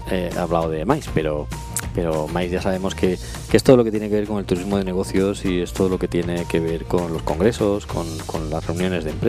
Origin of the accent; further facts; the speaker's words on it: Móstoles, Community of Madrid, Spain; dices, ¿dónde vives? En Madrid. Eh, no, no, yo soy de Móstoles, pero si es todo lo mismo, es que está todo en el, está en el mismo sitio y tal.